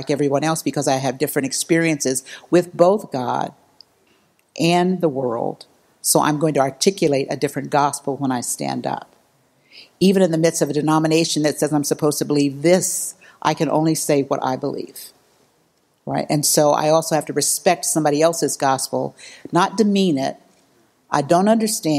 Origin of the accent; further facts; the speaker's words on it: Missouri, United States; I was raised Baptist in Missouri, so I was real Baptist